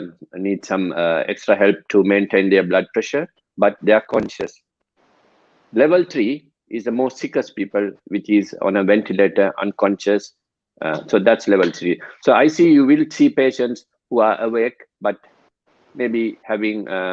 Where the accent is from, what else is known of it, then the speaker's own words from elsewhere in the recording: Sri Lanka; moved away as an adult; I'm originally from Sri Lanka, so we get exposure to death and attending janaza prayers since childhood.